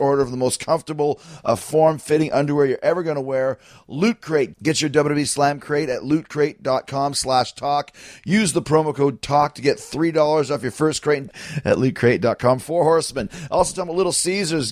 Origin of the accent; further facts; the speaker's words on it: Winnipeg, Manitoba, Canada; from my hometown of Winnipeg